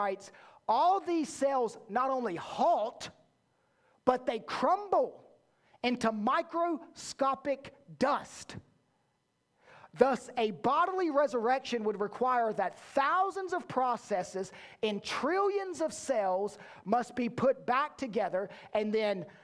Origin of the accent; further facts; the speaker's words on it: the South, United States; I was born in the South